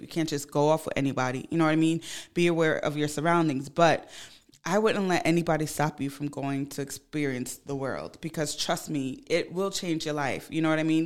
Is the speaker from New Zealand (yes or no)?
no; Ghana; moved away; I'm from Ghana. I go to Ghana quite often.